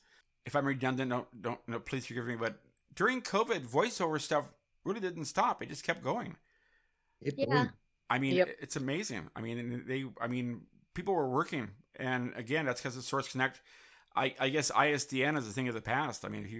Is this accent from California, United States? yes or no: yes; San Francisco, California, United States; my hometown.